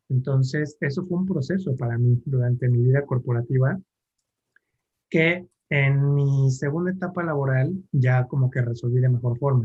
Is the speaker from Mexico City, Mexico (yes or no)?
yes; Mexico City, Mexico; soy chilango, eh, nací aquí en la Ciudad de México